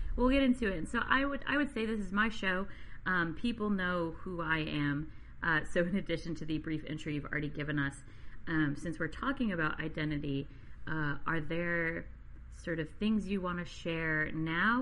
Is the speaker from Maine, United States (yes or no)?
yes; Maine, United States; I grew up in Maine